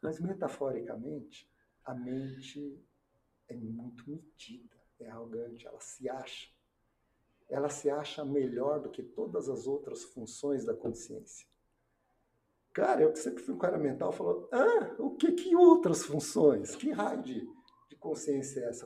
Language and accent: Portuguese; Londrina, Paraná, Brazil; also born or lived in Brasília; eu voltei para minha terra, Londrina